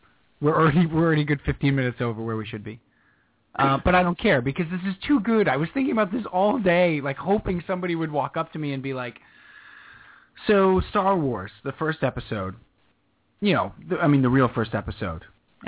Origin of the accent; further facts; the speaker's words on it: Cleveland, Ohio, United States; I'm from Cleveland, and somebody said the Jets.